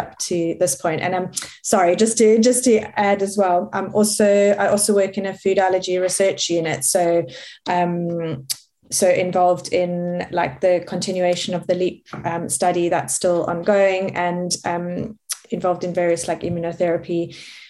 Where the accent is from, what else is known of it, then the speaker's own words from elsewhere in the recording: Cape Town, Western Cape, South Africa; moved away; I grew up in Cape Town, and I studied at University of Cape Town.